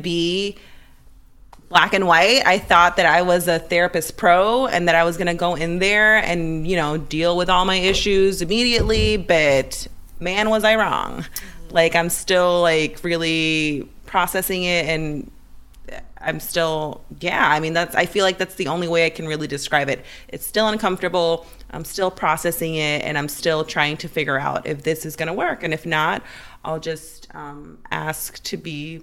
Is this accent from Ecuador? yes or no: yes; Ecuador; moved away; I was raised in Ecuador